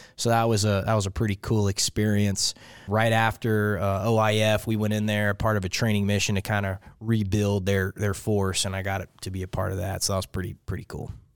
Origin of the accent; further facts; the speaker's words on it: Lake Charles, Louisiana, United States; moved away as an adult; I'm from Lake Charles, Louisiana. So it's uh, if you look at Louisiana, and most people call it the boot. I'm from the ankle of the boot